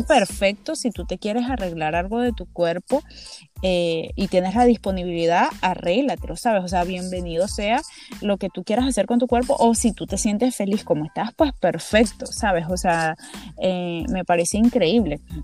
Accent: Venezuela; en Venezuela en general

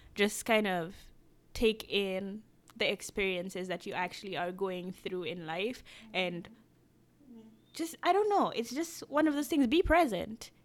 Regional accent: Kenya; moved away; I grew up in Kenya

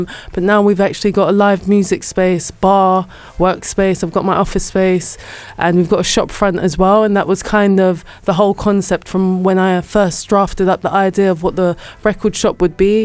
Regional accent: London, United Kingdom; That's not where I grew up, but I am from North London

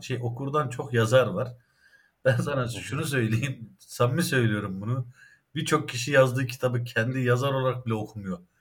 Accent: Ankara, Turkey; also born or lived in Erzincan (ancestral); Cebeci Asri mezarlığının yanında büyüdüm.

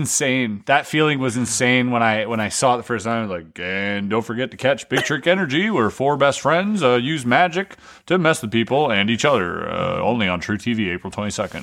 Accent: Canada; as a child growing up in Canada

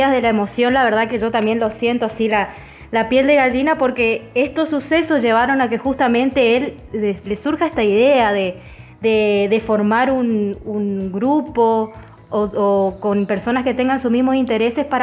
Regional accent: Argentina; fíjate que él era un francés y nosotros somos argentinos y también nuestros hermanos

